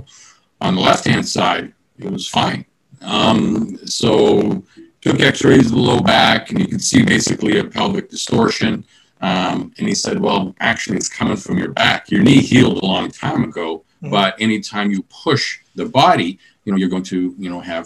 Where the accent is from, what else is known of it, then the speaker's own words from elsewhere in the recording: British Columbia, Canada; moved away; I'm originally from British Columbia